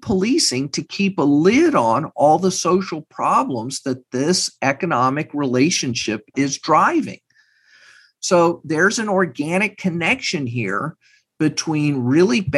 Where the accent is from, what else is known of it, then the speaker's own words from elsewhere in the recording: Texas, United States; I'm from Texas. I have family not far from Uvalde